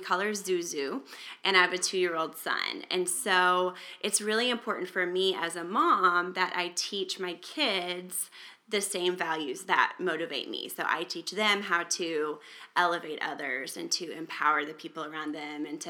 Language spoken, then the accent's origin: English; Springdale, United States; my hometown of Springdale